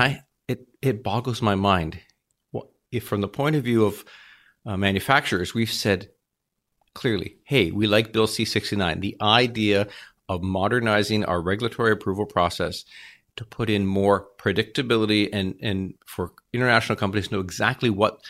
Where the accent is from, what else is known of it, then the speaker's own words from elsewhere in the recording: Ontario, Canada; and I'm from Southern Ontario